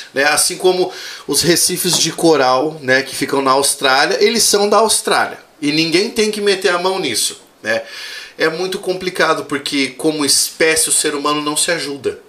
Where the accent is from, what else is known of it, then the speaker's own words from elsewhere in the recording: Cascavel, Paraná, Brazil; also born or lived in Goiânia; eu sou nascido em Cascavel, criado aqui